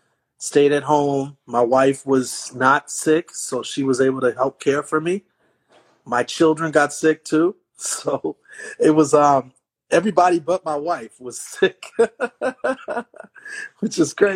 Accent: Milwaukee, Wisconsin, United States; No, I'm from Milwaukee.

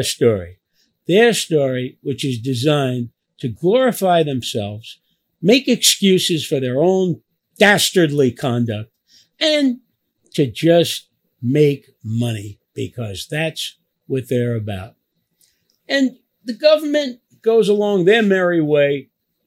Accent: New York City, New York, United States; also born or lived in Little Italy, Manhattan; I grew up in a place called Knickerbocker Village, what we called the Fourth Ward

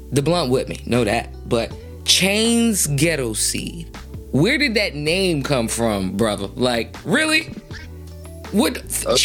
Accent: Detroit, Michigan, United States; I'm from Detroit, the west side of Detroit.

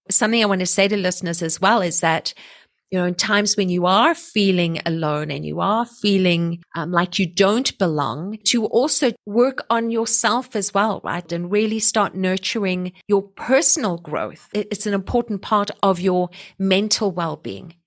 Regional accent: South Africa; now in Canada

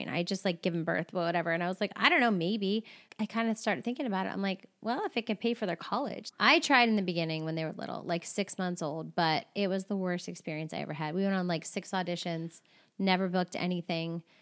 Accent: Maryland, United States; also born or lived in Louisiana / California; Like I came from, well, I came from Maryland, then Louisiana, and then California.

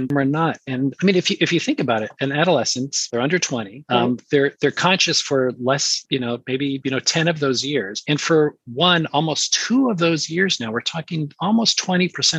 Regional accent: San Francisco, California, United States; I grew up in San Francisco. So I was kind of born and raised in the culture of the Bay Area.

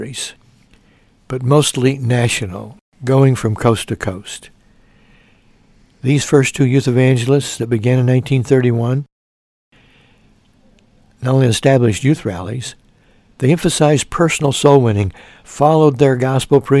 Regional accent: Mount Carmel, Illinois, United States; Mount Carmel, Illinois, my hometown, at the ripe old age of 8

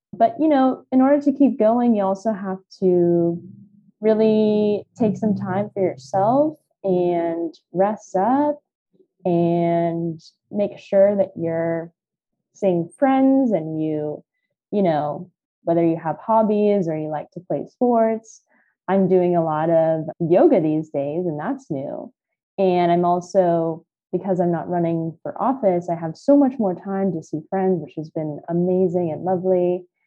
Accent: California, United States; I was born and raised in California.

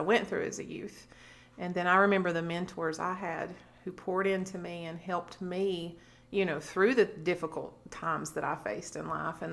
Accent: Corbin, Kentucky, United States; born or raised there; moved away as an adult; now in Alabama, United States

